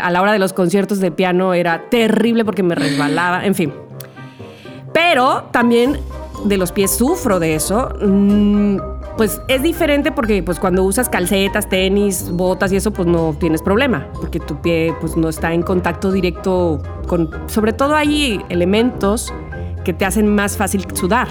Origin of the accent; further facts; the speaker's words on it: Veracruz, Mexico; soy de Veracruz